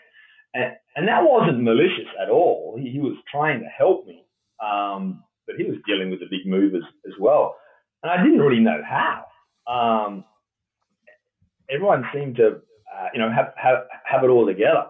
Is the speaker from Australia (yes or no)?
yes; Millicent, South Australia, Australia; moved away as an adult; also born or lived in London, United Kingdom; now in Marin County, United States; I was born in rural South Australia, outside of a town called Millicent. Yeah. And I'm the youngest of four siblings, so my mother and father and the four of us, we lived in a property just outside of this town, and that's where I had my early childhood